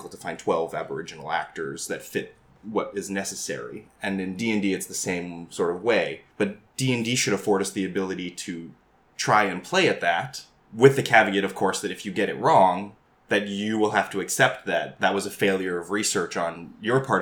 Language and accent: English; Canada; I'm Asian Canadian